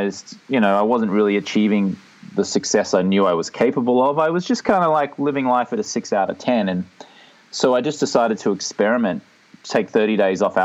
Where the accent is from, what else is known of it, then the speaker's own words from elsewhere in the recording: Australia; moved away as an adult; now in Venice Beach, United States; I'm from Australia, but I live in Venice Beach, California.